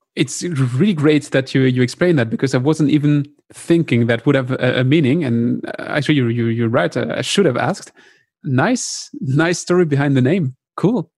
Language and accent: English; France; accent: French; English is a second language; my French accent